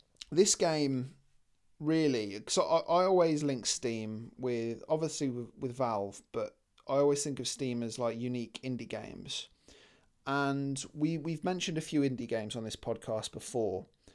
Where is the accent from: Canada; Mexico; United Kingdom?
United Kingdom; So we're British, so we complain.